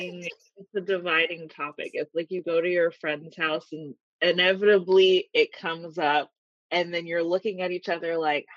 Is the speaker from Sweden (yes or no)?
no; Jamaica; I'm Jamaican